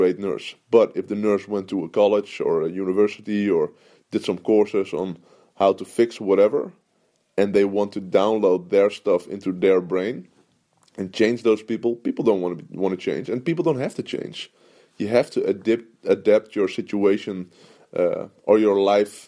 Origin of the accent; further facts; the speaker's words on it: Netherlands; I'm from Holland